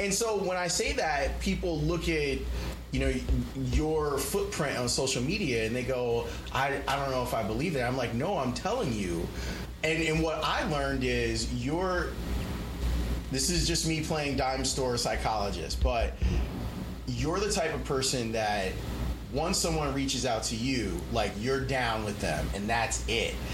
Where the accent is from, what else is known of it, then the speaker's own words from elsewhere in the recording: Chicago, Illinois, United States; I grew up here in Chicago.